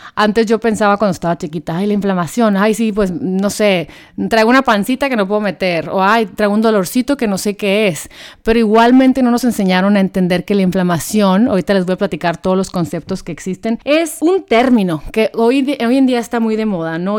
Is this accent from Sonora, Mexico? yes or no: yes; Hermosillo, Sonora, Mexico; yo soy de Hermosillo, Sonora